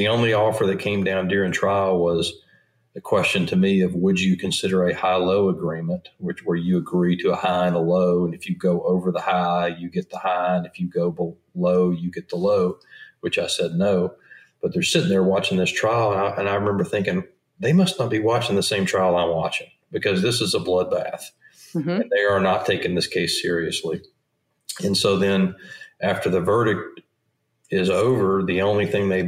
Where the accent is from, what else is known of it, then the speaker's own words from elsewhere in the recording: Southeast Tennessee, United States; I grew up in Southeast Tennessee